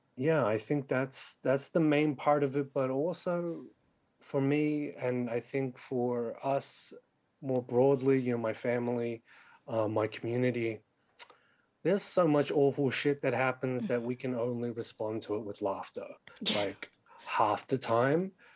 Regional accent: Sydney, New South Wales, Australia; was born and raised in Western Sydney like me

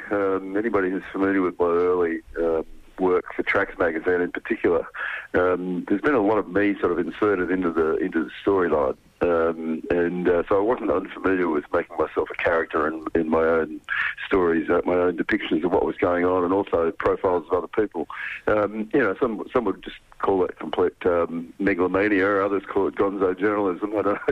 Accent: Corrimal, New South Wales, Australia; Yeah, well, Corrimal on the Illawarra Coast, just near Wollongong. When I was a young kid, I thought it was pretty ordinary.

